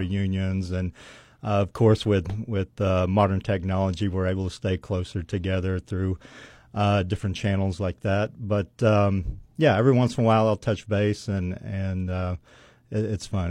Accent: Weatherford, Oklahoma, United States; growing up in Weatherford, you play with the same kids from kindergarten

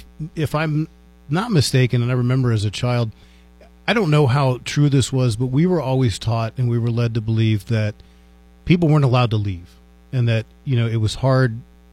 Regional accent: Washington, District of Columbia, United States; now in Las Cruces, United States; I grew up in Washington, D.C.

